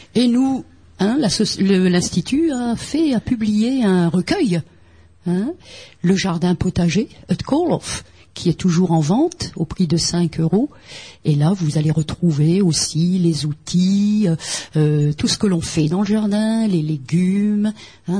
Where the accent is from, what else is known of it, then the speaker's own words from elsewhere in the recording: French Flanders, Hauts-de-France, France; Ici, on n'est pas ch'ti, on est flamand